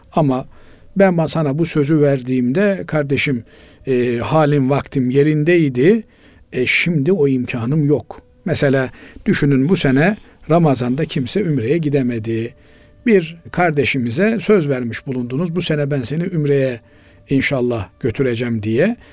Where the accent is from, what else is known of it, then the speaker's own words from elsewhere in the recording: Black Sea Region, Turkey; Bizim Karadeniz'in